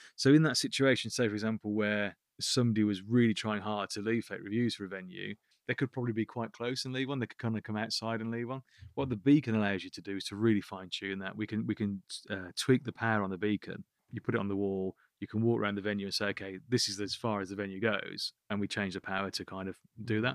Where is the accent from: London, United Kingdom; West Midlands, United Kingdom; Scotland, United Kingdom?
West Midlands, United Kingdom; Birmingham; I'm from Birmingham